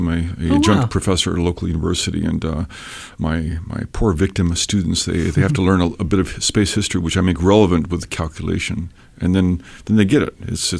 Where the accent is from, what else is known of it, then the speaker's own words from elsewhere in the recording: Ecuador; also born or lived in Peru / Washington State, United States; Basically, I'm from Washington State. {S0} Okay. {S1} But I was raised in South America, in Ecuador and Peru. My folks were in the Foreign Service.